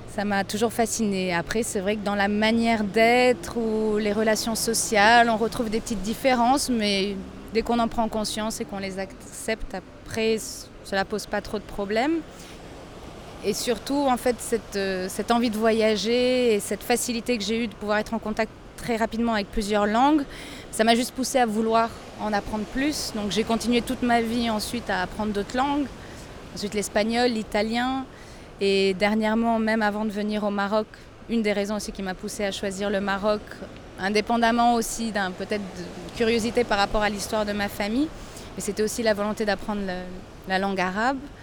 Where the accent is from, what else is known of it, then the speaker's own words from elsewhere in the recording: Lisbon, Portugal; first language French and Portuguese; moved away as an adult; now in Agadir, Morocco; Je suis née à Lisbonne, au Portugal.